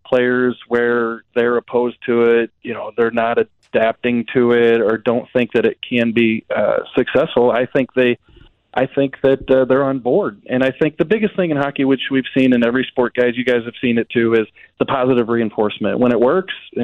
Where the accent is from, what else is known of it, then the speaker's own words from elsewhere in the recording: Jefferson County, Missouri, United States; growing up in Jefferson County